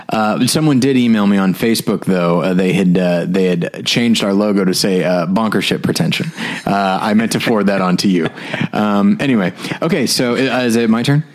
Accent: the South, United States; accent: Southern; my Southern accent

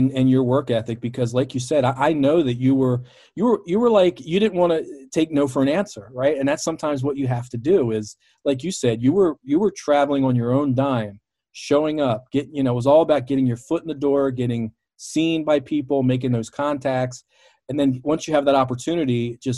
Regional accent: Baltimore, Maryland, United States; my hometown of Baltimore

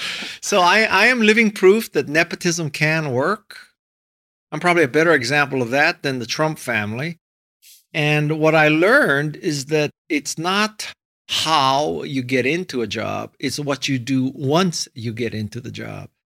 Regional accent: Hawaii, United States; moved away as an adult; also born or lived in Stanford, California / Los Angeles, California; I was born and raised in Hawaii

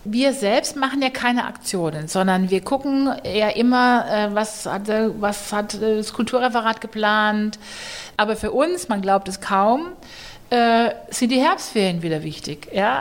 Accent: Heidelberg, Baden-Württemberg, Germany; moved away as an adult; now in Nuremberg, Germany; für mich aus Heidelberg kommend

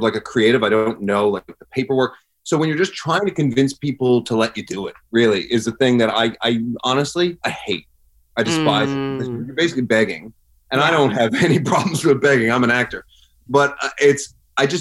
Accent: Newfoundland and Labrador, Canada; now in Los Angeles, United States; I grew up in Newfoundland, and I'm a proud Newfoundlander

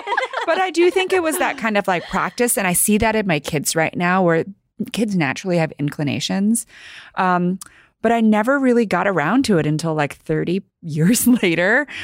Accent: New York City, New York, United States; English is a second language; I grew up here in New York City, first generation, um, American, child of immigrants. I didn't speak English until I think it was about, like, five or six

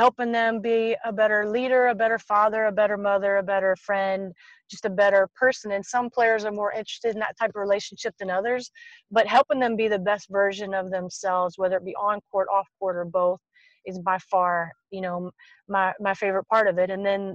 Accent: Tennessee, United States; I grew up in Tennessee

